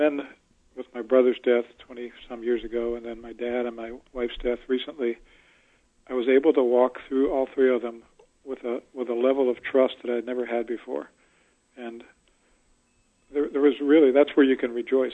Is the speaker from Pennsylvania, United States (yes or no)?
yes; Pittsburgh, Pennsylvania, United States; moved away; also born or lived in Tallahassee, Florida; I'm I'm from Pittsburgh originally.